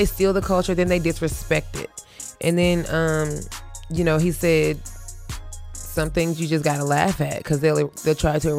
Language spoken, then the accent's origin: English; the South, United States; we grew up on the East Coast in the Dirty South